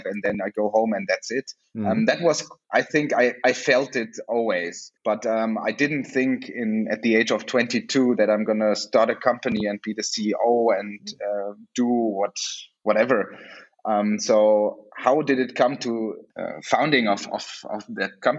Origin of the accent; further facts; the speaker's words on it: Germany; also born or lived in South Africa; I come from Germany